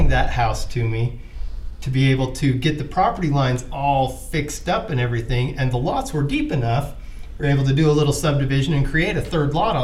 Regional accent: Vernal, Utah, United States; now in Salt Lake City, United States; I grew up out in Vernal

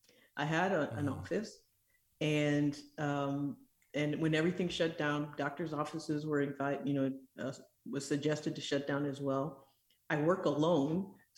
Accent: Michigan, United States; born there; also born or lived in East Africa; I am originally from Michigan. I grew up in East Africa and went into medicine

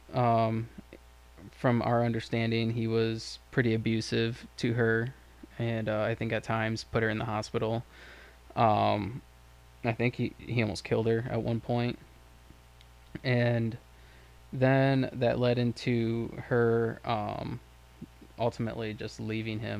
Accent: Lake Worth, Florida, United States; Michael and I grew up in Lake Worth, Florida

